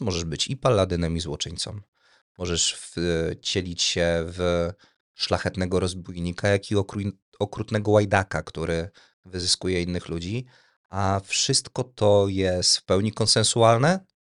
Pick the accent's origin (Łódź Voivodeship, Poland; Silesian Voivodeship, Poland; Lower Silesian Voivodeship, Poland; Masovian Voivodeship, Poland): Łódź Voivodeship, Poland; Tomaszów Mazowiecki; Jestem z Tomaszowa Mazowieckiego